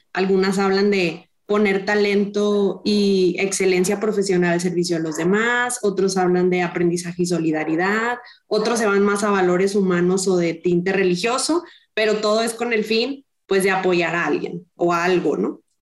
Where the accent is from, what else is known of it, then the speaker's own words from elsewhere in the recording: Monterrey, Nuevo León, Mexico; soy rayada, soy regia